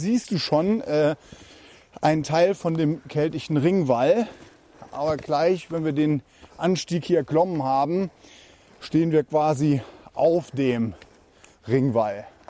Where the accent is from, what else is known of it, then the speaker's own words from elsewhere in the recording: Saarland, Germany; hier bei uns im Saarland